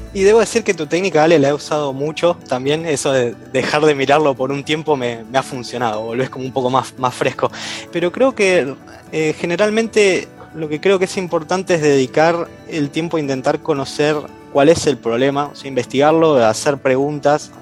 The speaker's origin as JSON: {"language": "Spanish", "region": "Buenos Aires Province", "country": "Argentina", "tie": "born or raised there", "lives_now": "Buenos Aires, Argentina", "said": "viví la mayor parte de mi vida en zona norte, en Gran Buenos Aires"}